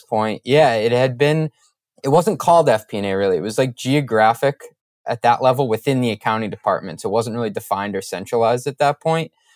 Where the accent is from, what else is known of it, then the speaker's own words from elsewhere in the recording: Boston, Massachusetts, United States; I'm a Boston area guy